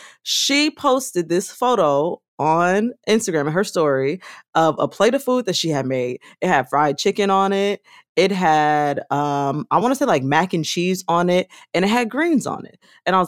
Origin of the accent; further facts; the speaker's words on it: United States; I also want to caveat by saying I am Black American.